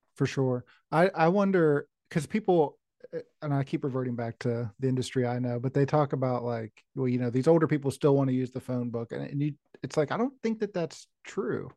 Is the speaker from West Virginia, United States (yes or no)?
yes; West Virginia, United States; I grew up in West Virginia